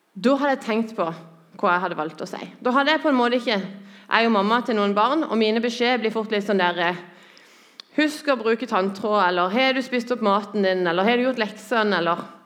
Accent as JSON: {"language": "Norwegian", "town": "Lyngdal", "region": "Agder", "country": "Norway", "tie": "born or raised there", "moved": "as an adult", "said": "Jeg er født og oppvokst i Lyngdal"}